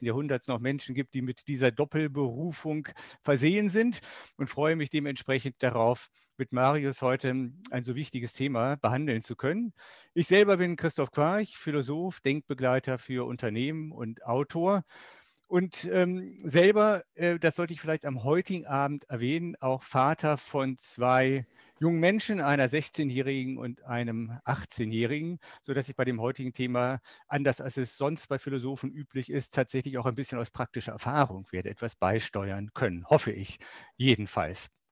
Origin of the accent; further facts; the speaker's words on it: Germany; ich bin ja Jahrgang 64, geburtenstärkster Jahrgang, den es in Deutschland je gab